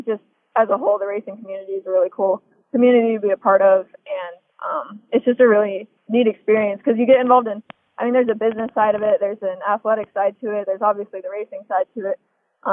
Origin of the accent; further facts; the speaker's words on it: Des Moines, Iowa, United States; I was born and raised in Des Moines, Iowa